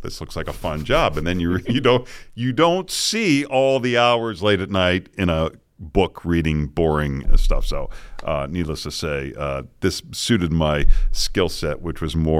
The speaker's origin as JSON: {"language": "English", "town": "Boston", "region": "Massachusetts", "country": "United States", "tie": "born or raised there", "said": "But when I was growing up in Boston, it got said a lot by all of us, all the time."}